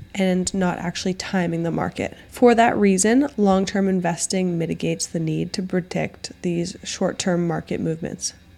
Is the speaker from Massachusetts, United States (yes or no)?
yes; Boston, Massachusetts, United States; I grew up in the Boston area